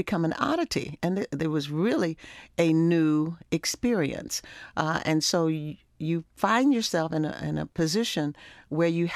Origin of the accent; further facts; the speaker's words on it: Baltimore, Maryland, United States; growing up in Baltimore, we were in a very wonderful community where we knew everybody in the neighborhood